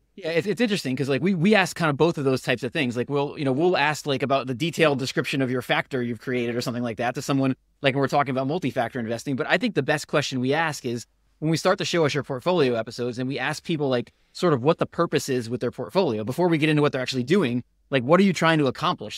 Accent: Connecticut, United States; moved away as an adult; also born or lived in Georgia; I, I grew up in Connecticut

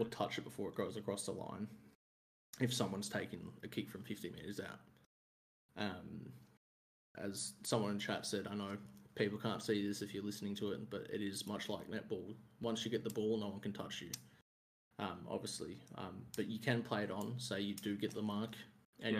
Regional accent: Melbourne, Victoria, Australia; I'm from Melbourne, Victoria, which is the the southeast

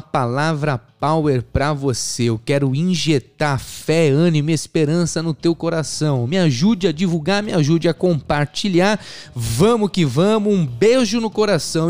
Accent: Arujá, São Paulo, Brazil; Eu sou de Arujá, São Paulo, Brasil

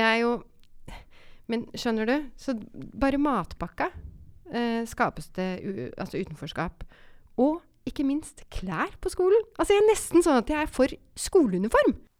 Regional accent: Oslo, Norway; Jeg vokste opp eh, på Romsås

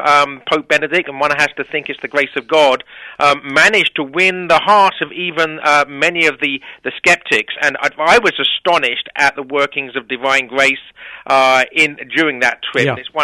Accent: England, United Kingdom; obviously I'm biased, being an Englishman

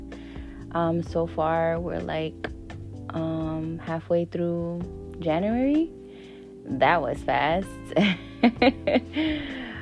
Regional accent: Wisconsin, United States; I was born and raised in Wisconsin.

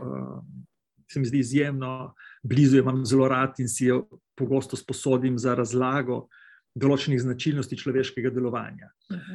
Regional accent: Slovenia; pri nas Planica

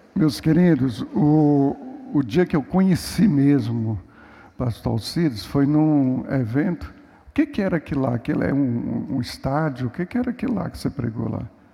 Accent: Minas Gerais, Brazil; Eu sou mineiro

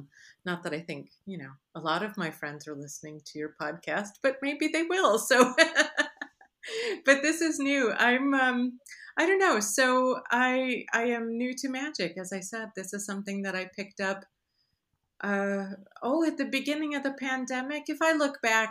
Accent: Chicago, Illinois, United States; moved away; also born or lived in Michigan; I grew up in the Midwest. I was born in Michigan, grew up in Chicago area, lived many years after that in Michigan

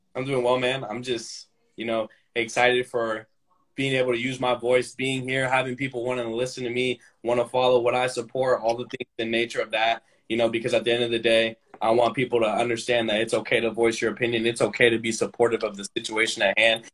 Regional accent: Sacramento, California, United States; now in Roseville, United States; I was born and raised in Sacramento, California, specifically the Antelope North Highlands area. Um, I, am a resident in Roseville, California

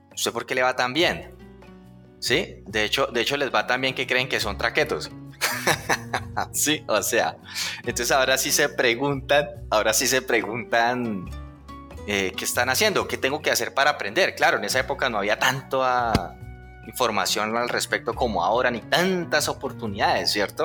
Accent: Puerto Salgar, Cundinamarca, Colombia; moved away; also born or lived in Bogotá / Medellín; yo que vengo de un pueblo, Puerto Salgar, que muchos ni conocen

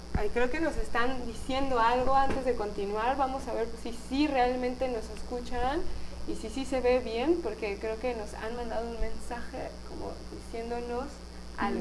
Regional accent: Guadalajara, Jalisco, Mexico; nací en Guadalajara

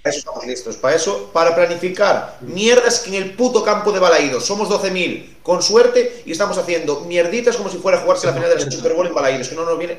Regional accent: Galicia, Spain; los gallegos y gallegas que seguimos aquí luchando por, por nuestra tierra y que qué fortuna haber nacido aquí

